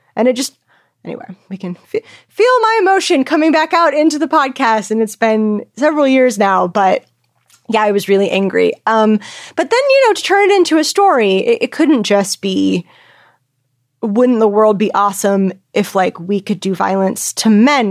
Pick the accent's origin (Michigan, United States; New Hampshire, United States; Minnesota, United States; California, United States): California, United States; I grew up in California